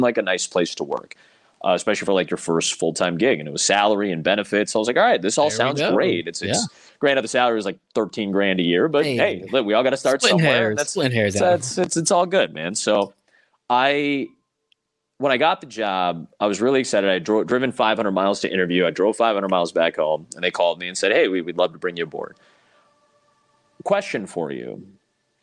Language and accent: English; Chicago, Illinois, United States; I come from Chicago. It's just more diverse. I grew up in a very diverse suburb